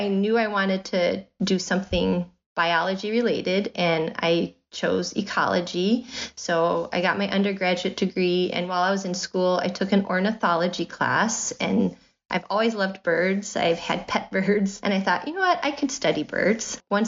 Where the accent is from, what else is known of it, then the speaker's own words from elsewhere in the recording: Rockford, Illinois, United States; accent: Midwest; now in Washington, United States; Rockford, Illinois. It's very, you know, middle of the country. Right on the border of Illinois and Wisconsin. So I've been told I have a Midwest accent.